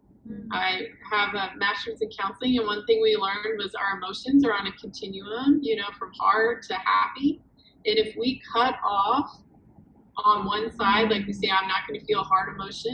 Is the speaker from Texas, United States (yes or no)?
yes; Houston, Texas, United States; moved away; I grew up in Texas.